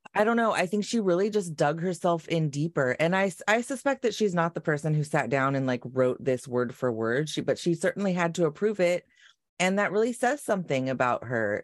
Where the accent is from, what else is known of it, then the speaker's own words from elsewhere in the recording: Long Beach, California, United States; I grew up in North Long Beach